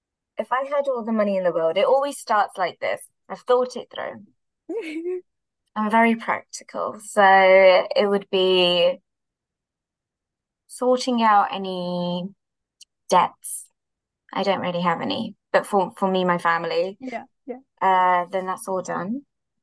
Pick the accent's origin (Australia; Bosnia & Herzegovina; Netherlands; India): India; now in London, United Kingdom; Oh, yeah, I do. I am Indian, so I think it's a I think it's just a cultural thing.